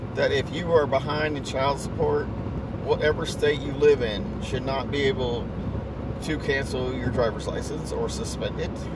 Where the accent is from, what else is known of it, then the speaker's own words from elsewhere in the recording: United States; I, as an American